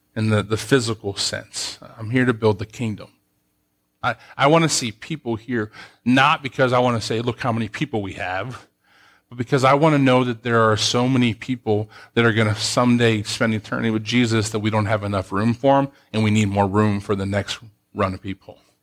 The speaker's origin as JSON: {"language": "English", "country": "United States", "tie": "born or raised there", "also_born_or_lived": "Columbus", "moved": "as an adult", "said": "I grew up in Soonville"}